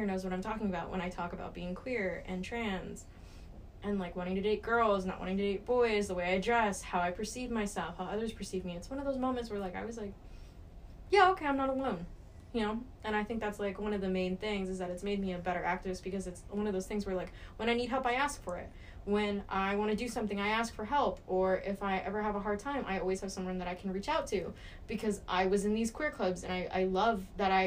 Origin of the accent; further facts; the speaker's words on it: Texas, United States; I'm from Texas. I'm from the South. I grew up in the Bible Belt.